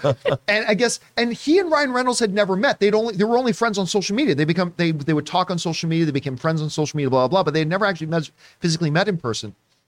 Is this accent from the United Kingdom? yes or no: no; Canada; like, as a Canadian, I feel so damn proud of him.